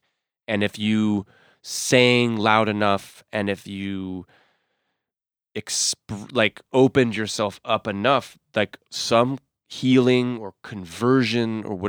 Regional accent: Massachusetts, United States; But I want you to understand that, like, I grew up in Massachusetts.

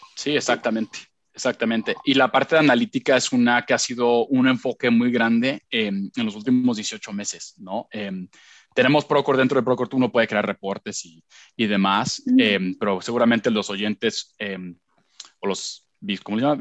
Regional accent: Puebla, Mexico; also born or lived in Miami / Long Island, New York; yo soy de Puebla

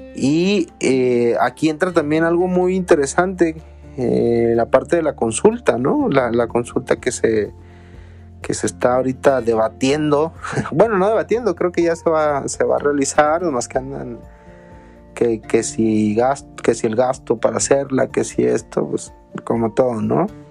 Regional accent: Mexico; como mexicanos

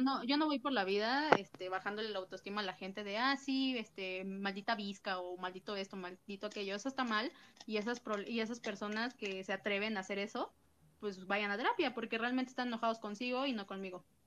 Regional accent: Mexico City, Mexico; yo soy de CDMX

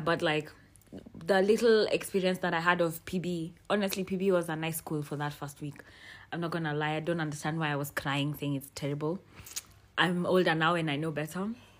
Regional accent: Kenya; as a child growing up in Kenya.

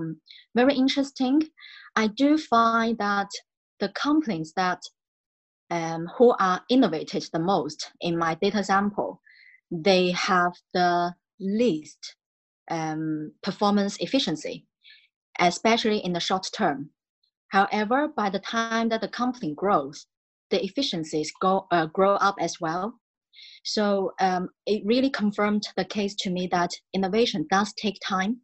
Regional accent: Shaoguan, Guangdong, China; English is a second language; moved away as an adult; also born or lived in United Kingdom; I am from Shaoguan. It's from the southern part of China in Guangdong province

